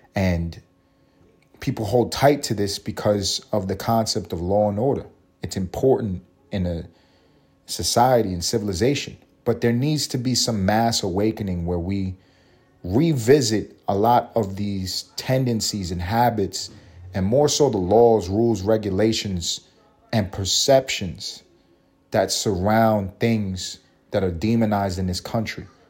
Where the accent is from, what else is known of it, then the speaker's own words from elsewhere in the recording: New York City, New York, United States; also born or lived in Los Angeles; growing up in New York eating McDonald's.